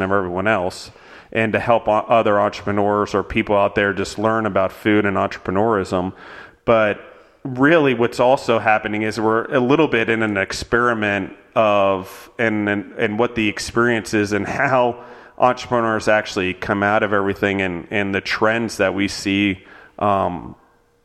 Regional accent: Maryland, United States; moved away as an adult; also born or lived in Pennsylvania; I grew up in Maryland, but I went to college in Pennsylvania

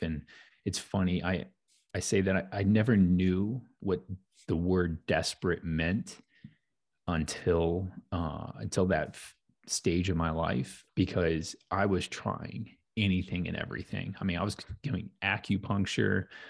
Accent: St. Louis, Missouri, United States; born and raised in St. Louis

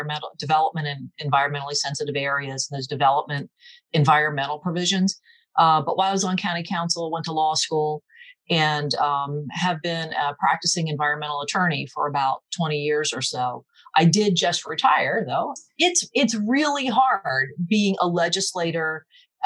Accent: Seaford, Delaware, United States; also born or lived in Newark, Delaware area; I'm originally from Seaford, grew up downstate and went to the University of Delaware

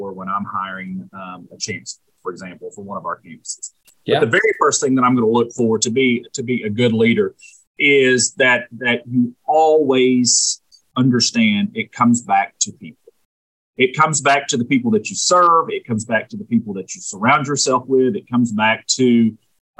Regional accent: Jonesboro, Arkansas, United States; also born or lived in St. Louis, Missouri; Jonesboro being my hometown

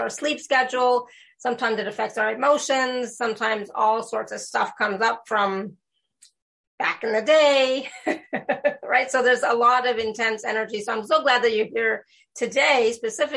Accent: India; I'm Indian

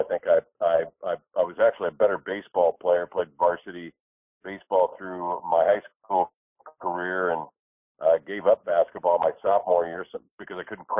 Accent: Indianapolis, Indiana, United States; moved away as an adult; also born or lived in Portland, Oregon / Seattle, Washington; We had one theater growing up on the suburbs of the west side of Indianapolis.

